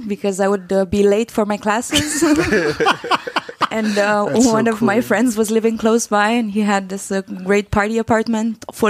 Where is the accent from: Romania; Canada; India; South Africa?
Romania; born or raised there; moved away as an adult; also born or lived in Bucharest, Romania / Cluj-Napoca, Romania; now in Copenhagen, Denmark